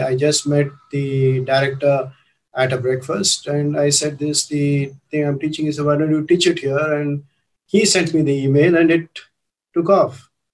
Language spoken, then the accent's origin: English; India